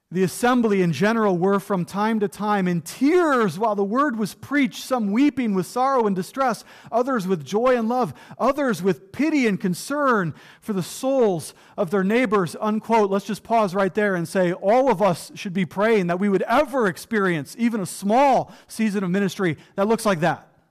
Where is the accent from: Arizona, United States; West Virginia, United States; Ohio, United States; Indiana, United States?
Ohio, United States; also born or lived in Florida; now in Western Pennsylvania, United States; I grew up in Ohio